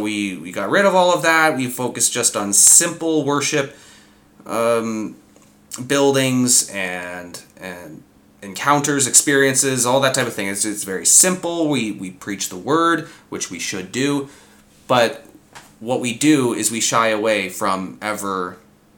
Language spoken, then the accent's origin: English; Southern Ontario, Canada; us born and raised in Southern Ontario